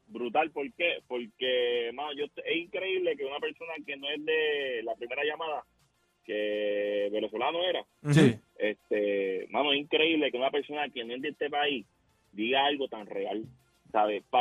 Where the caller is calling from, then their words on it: Levittown, Puerto Rico; de Levitón